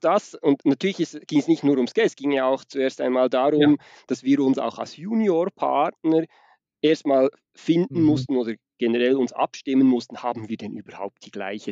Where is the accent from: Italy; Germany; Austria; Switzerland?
Switzerland; accent: Swiss Standard German; Ich komme aus der Schweiz. Das ist also nicht der Dialekt, sondern das ist das, was wir unter Hochdeutsch verstehen, was ich da spreche.